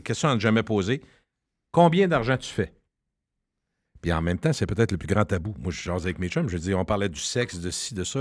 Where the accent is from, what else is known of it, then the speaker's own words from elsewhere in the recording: Loretteville, Quebec, Canada; quand je viens de Loretteville